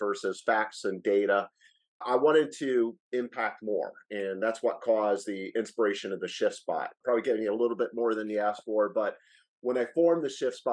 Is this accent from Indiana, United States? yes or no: yes; Noblesville, Indiana, United States; moved away as an adult; also born or lived in Colorado; I grew up in Noblesville, Indiana, graduated from Purdue there